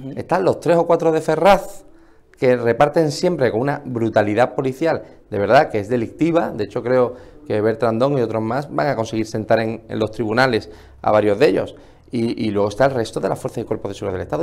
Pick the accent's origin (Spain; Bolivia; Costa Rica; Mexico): Spain; lo que es nuestro como españoles